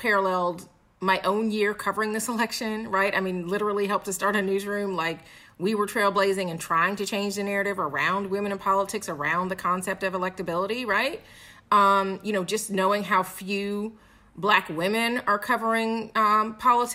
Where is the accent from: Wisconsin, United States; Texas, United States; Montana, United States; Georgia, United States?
Georgia, United States; Atlanta; moved away as an adult; now in Philadelphia, United States; So I'm from Atlanta